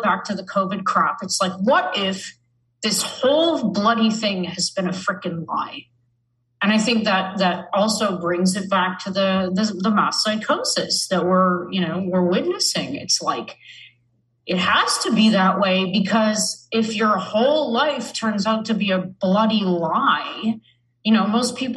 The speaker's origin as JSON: {"language": "English", "country": "Canada", "said": "I'm from Canada"}